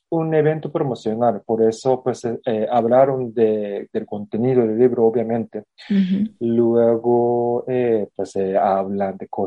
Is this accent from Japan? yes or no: yes; Japan; Spanish is a second language; yo soy japonés